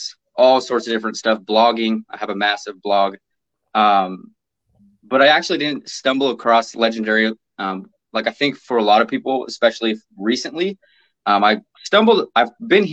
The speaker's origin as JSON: {"language": "English", "town": "Portland", "region": "Oregon", "country": "United States", "tie": "born or raised there", "lives_now": "Vancouver, United States", "said": "I've been born and raised in Portland, Oregon."}